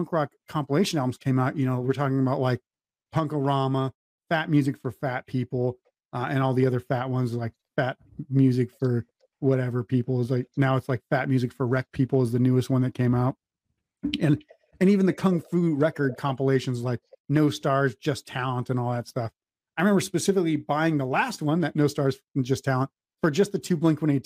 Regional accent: North Dakota, United States; we're from the Midwest

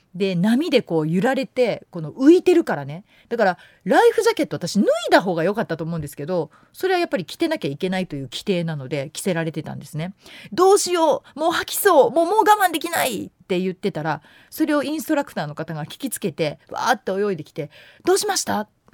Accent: Yamanashi, Japan; moved away; 私山梨県出身でして海のない県で育ってる

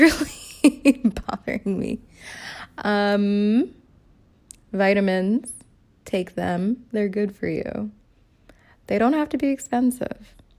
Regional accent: New York City, New York, United States; when I was a kid growing up in the Bronx

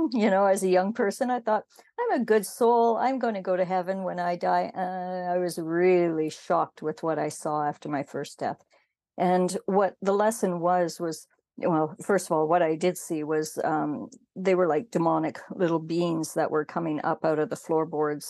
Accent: Canada; I'm Métis from Canada

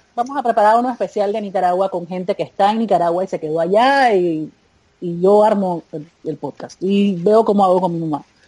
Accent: Panama; Cuando regresé a Panamá

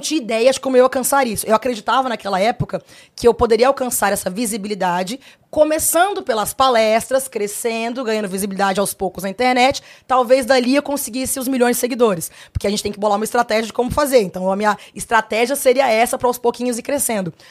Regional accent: Brasília, Federal District, Brazil; Sou filha única, sou de Brasília, nasci em Brasília.

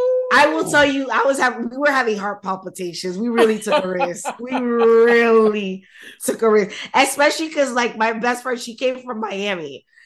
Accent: Nigeria; as a Nigerian, as an Igbo person, it doesn't mean shit.

